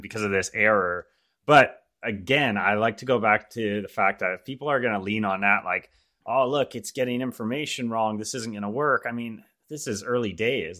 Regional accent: Canada; I'm born and raised in Canada

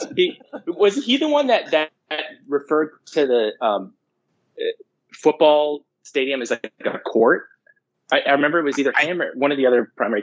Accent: Livermore, California, United States; I grew up in Livermore

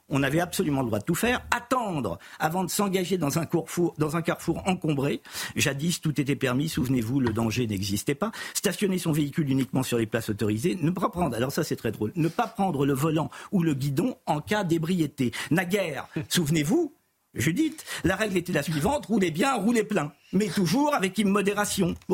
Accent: Châtellerault, Nouvelle-Aquitaine, France; Je suis né à Châtellerault. Je suis à Châtellerault, dans la Vienne.

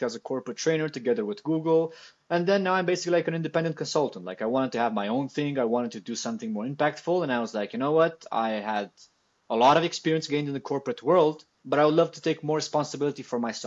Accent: Italy; I come from Italy

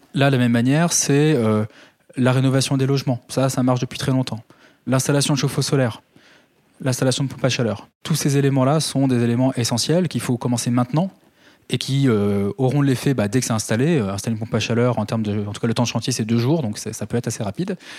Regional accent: Calvados, Normandy, France; chez moi dans le Calvados

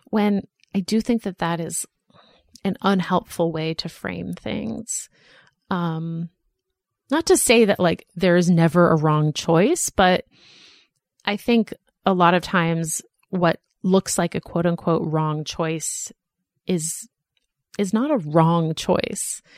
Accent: Boston, Massachusetts, United States; moved away as an adult; also born or lived in Philadelphia / New York; now in Los Angeles, United States; I grew up in Boston and I went to college in Philadelphia and then I lived in New York

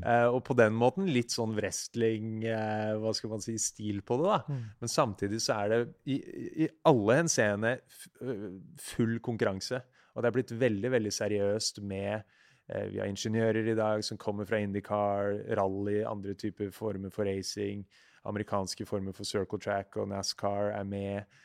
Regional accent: Siggerud, Akershus, Norway; also born or lived in Ski; jeg vokste opp på Sigrud, som er eh, ja, 20-30 minutter øst for Oslo.

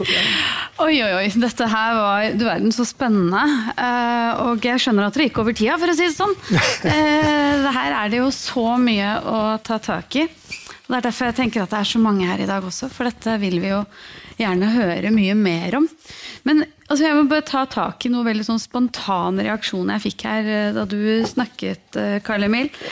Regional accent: Norway; Når man er født og oppvokst i Norge

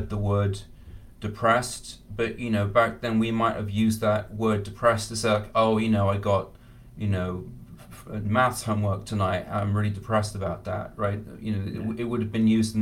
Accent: England, United Kingdom; I grew up in England

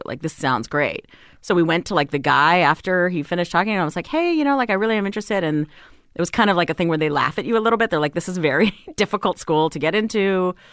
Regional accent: Hawaii, United States; moved away as an adult; also born or lived in Las Vegas, Nevada; now in Los Angeles, United States; I was born in Vegas. We lived there for, you know, a number of years. Then my family moved to Hawaii 'cause my dad got another job.

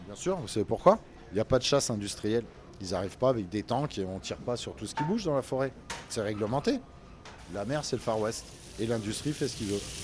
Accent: La Rochelle, Nouvelle-Aquitaine, France; moi je suis né à La Rochelle

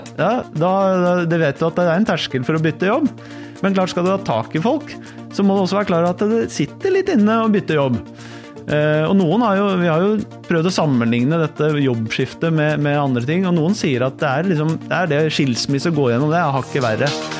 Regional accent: Oslo, Norway; Jeg er fra Stovner. Ja. Vokste opp der.

